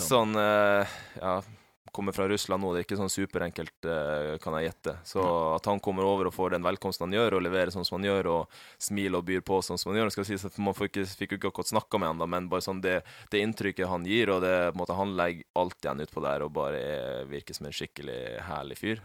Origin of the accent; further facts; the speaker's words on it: Finnmark, Norway; now in Oslo, Norway; jeg er jo fra Finnmark, og det er jo mye natur